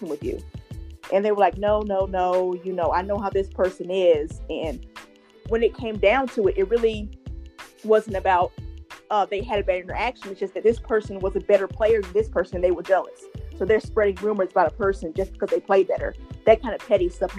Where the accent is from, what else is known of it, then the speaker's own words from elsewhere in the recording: Georgia, United States; also born or lived in Ohio; I moved from Ohio back home to Georgia a couple of years ago